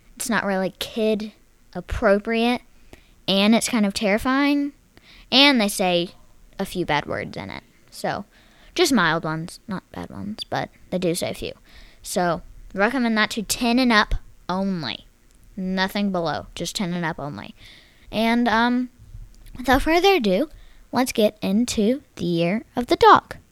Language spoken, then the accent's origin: English; Texas, United States; accent: semi Texas; my semi Texas accent, just with the R's and stuff